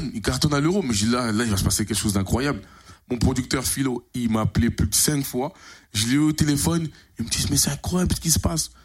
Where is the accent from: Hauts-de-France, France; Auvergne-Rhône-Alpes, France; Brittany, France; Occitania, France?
Hauts-de-France, France; Creil; je dis Creil, Picardie